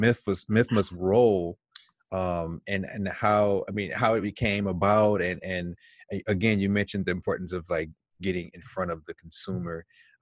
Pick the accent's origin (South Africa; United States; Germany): United States; Detroit, Michigan; as a kid in Detroit. I'm from Detroit.